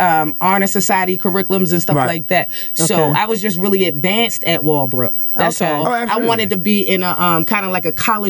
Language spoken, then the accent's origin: English; Baltimore, Maryland, United States; I'm from Bentlon Riggs.